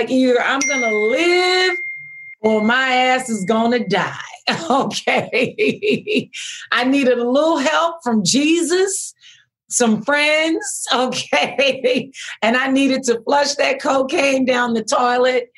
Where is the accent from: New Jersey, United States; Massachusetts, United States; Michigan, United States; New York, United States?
New Jersey, United States; Camden; that young Black girl, poor growing up in Camden